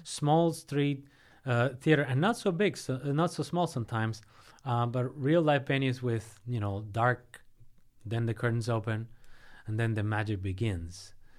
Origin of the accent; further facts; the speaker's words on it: Havana, Cuba; moved away as an adult; now in United States; I grew up in Havana, not very far from the southernmost city in Florida